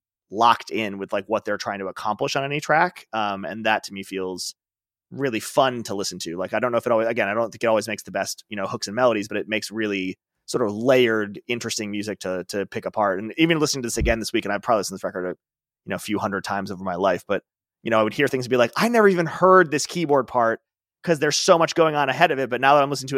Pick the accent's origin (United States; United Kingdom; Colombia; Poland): United States; Chicago, Illinois; I grew up in Chicago.